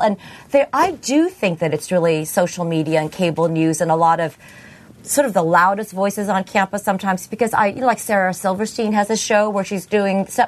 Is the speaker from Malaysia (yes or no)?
no; Philippines; now in United States; I'm from the Philippines